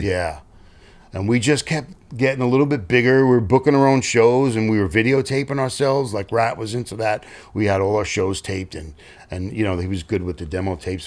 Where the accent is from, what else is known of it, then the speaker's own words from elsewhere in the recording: New York City, New York, United States; I was from Staten Island